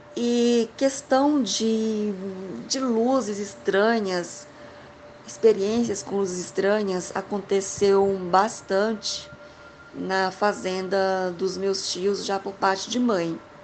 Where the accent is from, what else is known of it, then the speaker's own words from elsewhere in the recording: Goiás, Brazil; also born or lived in Maranhão (family origin); Eu sou de Goiás, estou em Goiânia, mas a minha família veio de lá.